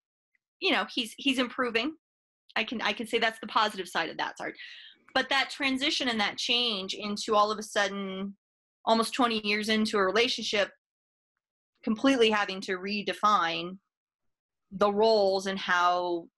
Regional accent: Fort Collins, Colorado, United States; I'm a Northern Colorado native, born and raised in Fort Collins

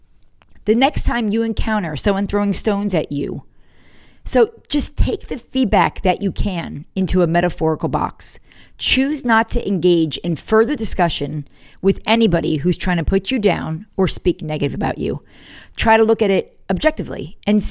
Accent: the North, Northern United States, United States; now in South Carolina, United States; I was from the North

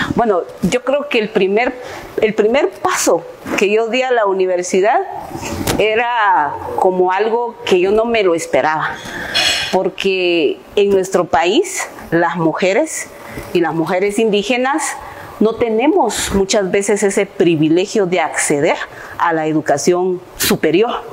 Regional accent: Palín, Escuintla, Guatemala; Soy originaria de Palín Escuintla

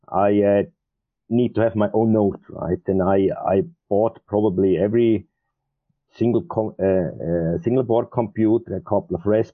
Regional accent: Switzerland; moved away as an adult; also born or lived in Asia; I'm originally from Switzerland, and I have this typical electric engineering background, what we usually learn in an apprenticeship when we are 16

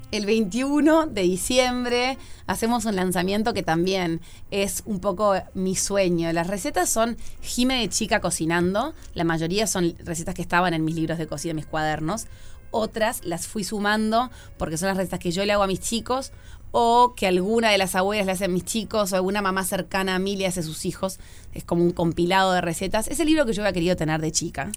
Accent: Montevideo, Uruguay; soy muy montevideana

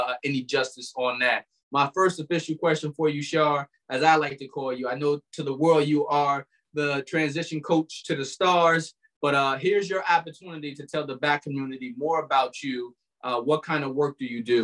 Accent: Albany, New York, United States; moved away; we both come from the same town, lived on the same street for a while. Shout out to Third Street

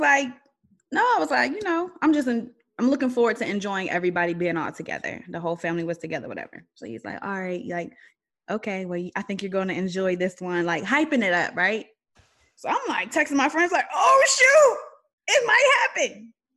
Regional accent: Aliquippa, Pennsylvania, United States; I'm from Aliquippa, which is outside of Pittsburgh

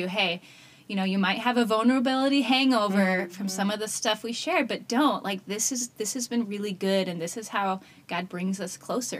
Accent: Colorado, United States; moved away as an adult; also born or lived in China; now in Columbus, United States; We are now in Columbus, Ohio, but I'm from Colorado.

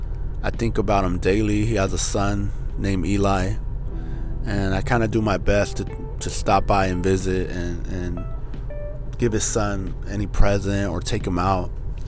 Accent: Norwalk, United States; Growing up in Norwalk, I don't know, what could I tell you guys about Norwalk? You know, it wasn't the best city growing up, but that's where I first fell in love.

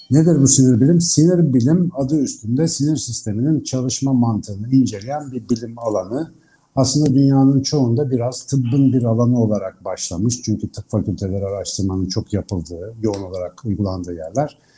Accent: Ankara, Turkey

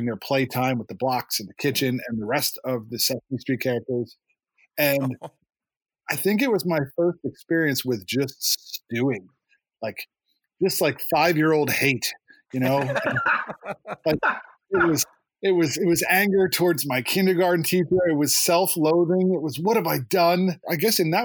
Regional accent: Lower Macungie, Pennsylvania, United States; also born or lived in Somerville, New Jersey; I moved here in 1983 from Somerville, New Jersey, and we moved to Lower Macungie

